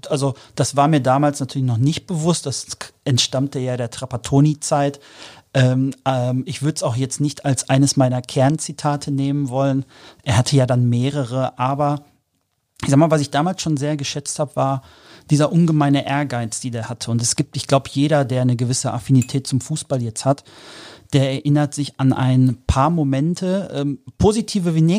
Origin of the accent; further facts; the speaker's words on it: Dortmund, North Rhine-Westphalia, Germany; ich bin, ich bin Kind des Pots, ich bin auf den Sportplätzen der Dortmunder Region groß geworden